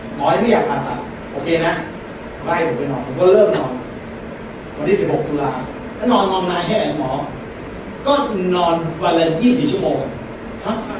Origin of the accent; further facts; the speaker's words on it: Thailand; วัดที่บ้านเกิดที่บ้านบางอาจารย์